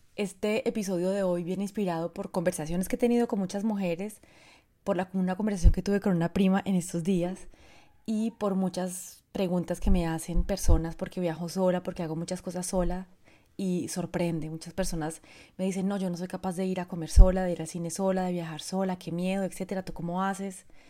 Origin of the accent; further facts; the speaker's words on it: Colombia; moved away as an adult; also born or lived in France; Yo, bueno, soy colombiana, si me conoces, Llevo 23 años viviendo fuera de Colombia, viví, durante 22 años en Francia